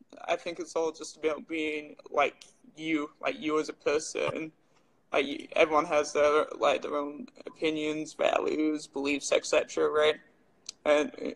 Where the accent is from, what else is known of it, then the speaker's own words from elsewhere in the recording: England, United Kingdom; now in Red Deer, Canada; I'm from England